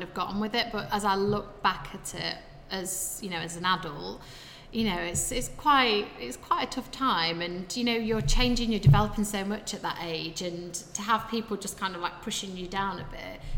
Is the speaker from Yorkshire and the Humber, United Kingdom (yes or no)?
yes; Sheffield, Yorkshire and the Humber, United Kingdom; I obviously grew up in Sheffield